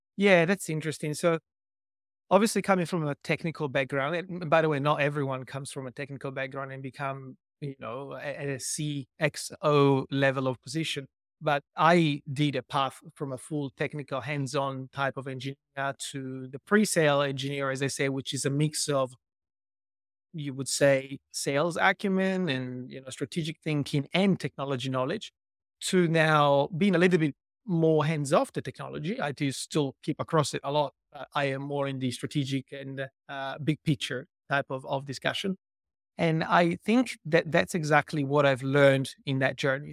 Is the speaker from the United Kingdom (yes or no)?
no; Italy; moved away as an adult; also born or lived in Milan; now in Australia; I was born in Italy and raised and lived o-, o-, b-, over there for over thirty years